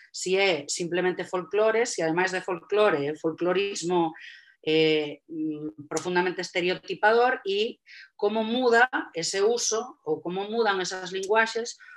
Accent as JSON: {"language": "Galician", "region": "Galicia", "country": "Spain", "said": "a min como galega"}